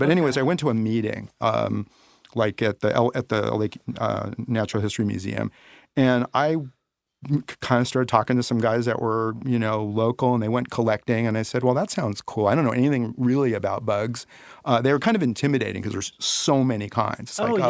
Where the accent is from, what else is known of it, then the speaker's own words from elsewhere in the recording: Los Angeles, California, United States; Yeah, I grew up in the Baldwin Hills area.